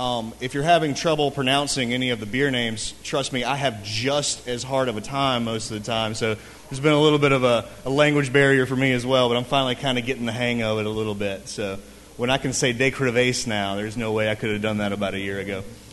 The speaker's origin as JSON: {"language": "English", "region": "Mississippi", "country": "United States", "moved": "yes", "lives_now": "Louisiana, United States", "said": "I'm an import from Mississippi, way across the river."}